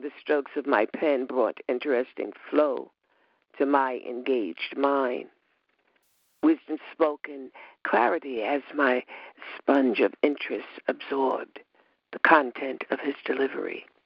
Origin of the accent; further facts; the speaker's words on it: Westbury, New York, United States; I'm from Westbury